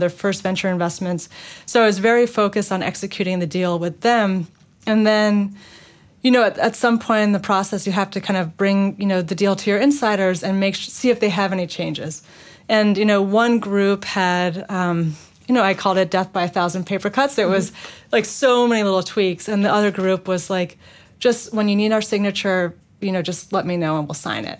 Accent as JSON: {"language": "English", "town": "New York City", "region": "New York", "country": "United States", "tie": "born or raised there", "moved": "as an adult", "said": "I grew up in Manhattan"}